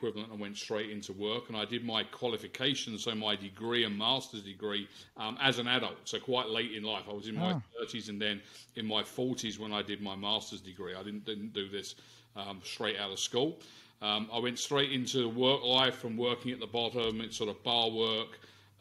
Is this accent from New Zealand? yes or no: no; London, United Kingdom; moved away as an adult; now in Canada; I was born in West London and I spent most of my formative years in either West London or North London in the UK